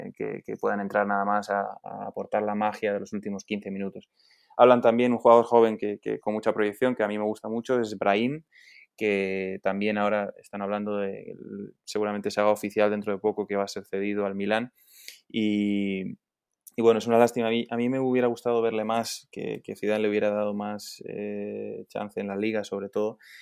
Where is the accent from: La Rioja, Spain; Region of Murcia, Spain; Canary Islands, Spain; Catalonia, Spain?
La Rioja, Spain; Logroño; nací en, Logroño, que está en el norte de, España, es la capital de, La Rioja